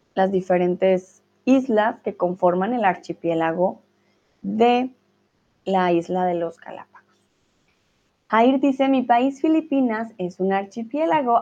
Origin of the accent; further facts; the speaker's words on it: Colombia; now in Germany; soy de Colombia, pero como vivo en Alemania